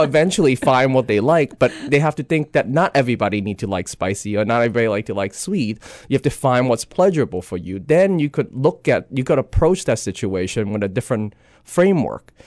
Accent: Hong Kong; moved away; growing up in Hong Kong, you kinda have this East and West, you know, meet

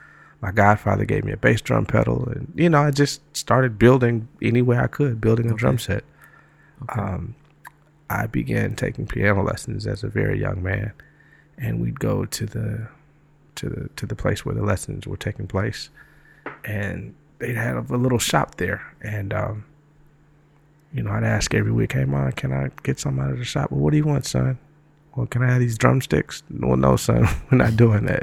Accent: Detroit, Michigan, United States; moved away as an adult; also born or lived in Atlanta, Georgia; now in New York, United States; I was born in Detroit, grew up there, stayed

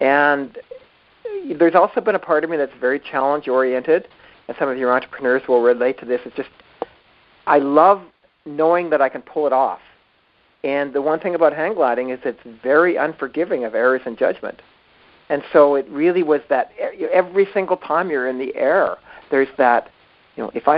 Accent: Victoria, British Columbia, Canada; I grew up in Victoria, B.C.

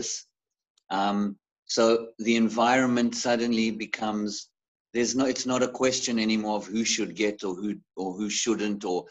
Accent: Zimbabwe; now in South Africa; when I grew up in Africa. I was actually born in Zimbabwe

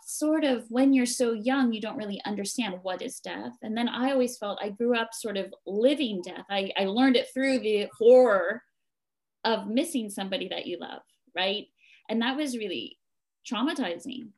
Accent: New Jersey, United States; moved away as an adult; now in Japan; I was born and raised in New Jersey, which is on the east coast of America.

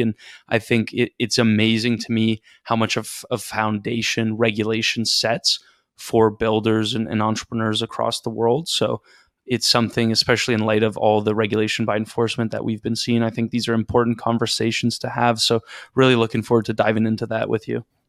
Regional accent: just outside Toronto, Ontario, Canada; now in Toronto, Canada; I'm Canadian. I grew up just outside Toronto. I live in Toronto now.

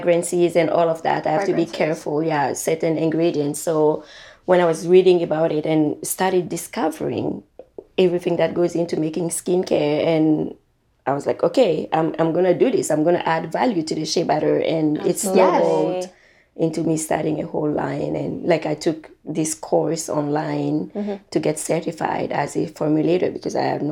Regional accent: Burkina Faso; moved away; I'm from Burkina Faso

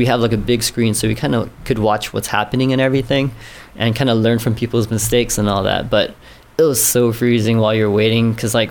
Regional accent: Guam

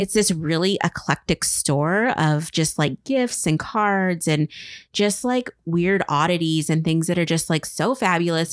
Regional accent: Tri-Cities, eastern Washington, United States; born or raised there

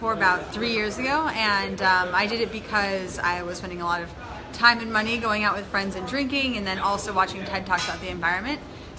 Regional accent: California, United States; now in Brooklyn, United States; So I'm from California. I live in Brooklyn now.

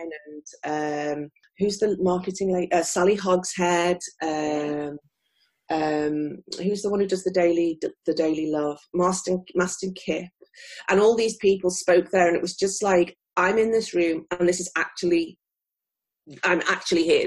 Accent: near Liverpool, North West England, United Kingdom; moved away as an adult; now in Tokyo, Japan; I'm originally from near Liverpool in the United Kingdom, and I came to Japan in 2001

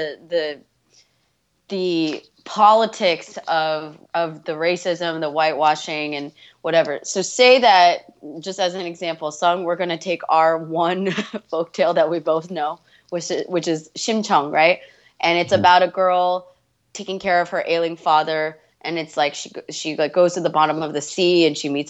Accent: United States; I grew up 31 years in America

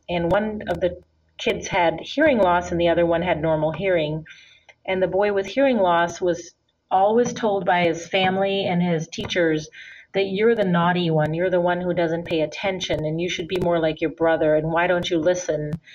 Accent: India; moved away as an adult; also born or lived in Minnesota, United States; now in United States; And then I also grew up in India. My father's from India. I was born here in the United States in Minnesota, but when I was five, I went to live in India for 13 years

